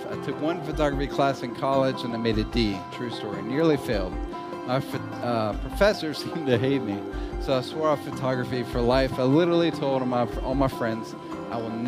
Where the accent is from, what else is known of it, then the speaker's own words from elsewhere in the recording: Hendersonville, Tennessee, United States; I'm from Nashville, Tennessee. I grew up in a suburb called Hendersonville.